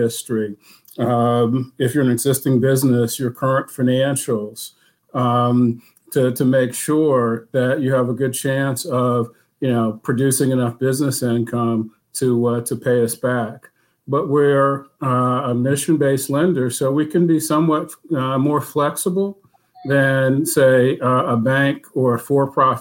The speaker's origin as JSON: {"language": "English", "town": "Durham", "region": "North Carolina", "country": "United States", "tie": "born or raised there", "said": "I grew up in Durham, went to Hillside High School"}